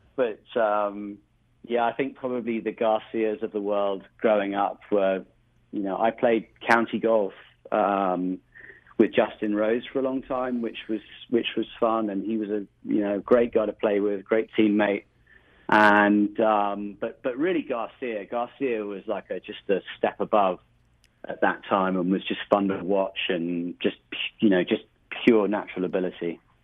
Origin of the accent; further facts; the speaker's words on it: rural England, United Kingdom; moved away as an adult; now in United States; I originally originally grew up just outside of London, about an hour away, in a small rural part of England